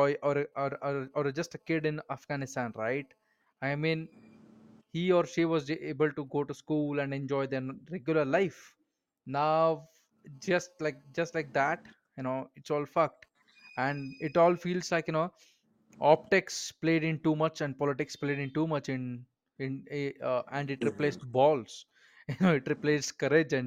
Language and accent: English; India; I live in India. I never left my country.